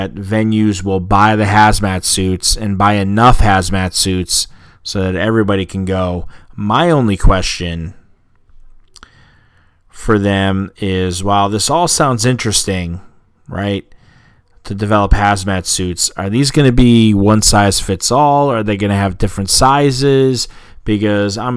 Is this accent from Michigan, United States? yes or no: no; Boston, Massachusetts, United States; being a Bostonian